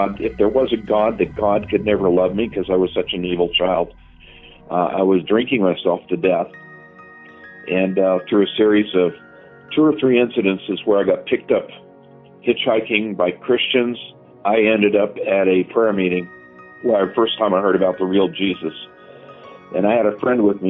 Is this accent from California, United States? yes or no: yes; Southern California, United States; I grew up in Southern California, and my dad was a police officer